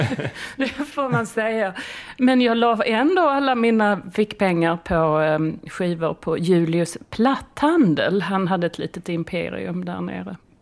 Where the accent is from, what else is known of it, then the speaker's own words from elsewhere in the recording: Skåne, Sweden; moved away; jag är, jag är från Skåne